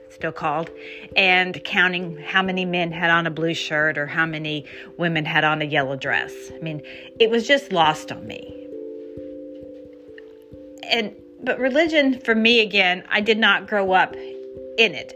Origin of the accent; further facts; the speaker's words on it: Houston, Texas, United States; I grew up in Texas and in Houston